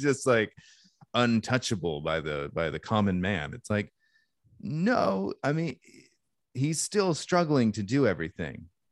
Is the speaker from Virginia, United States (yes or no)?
no; Alaska, United States; I grew up in Alaska